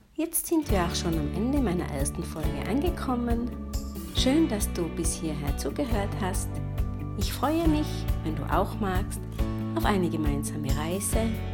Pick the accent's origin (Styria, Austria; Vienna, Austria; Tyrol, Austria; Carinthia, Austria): Tyrol, Austria; gebe hier in meiner Heimat in der schönen Bergwelt von Tirol Kurse